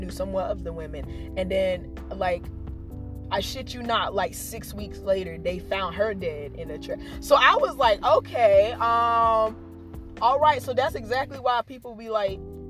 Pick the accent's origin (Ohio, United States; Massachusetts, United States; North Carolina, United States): North Carolina, United States; Robeson County; we're from Robeson County